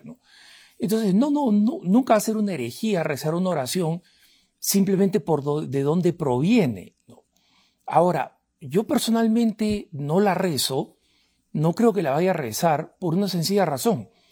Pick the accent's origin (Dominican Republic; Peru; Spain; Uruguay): Peru; soy del Perú